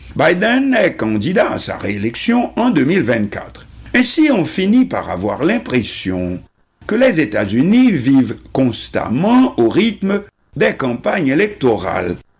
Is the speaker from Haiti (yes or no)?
yes; Haiti; chez nous en Haïti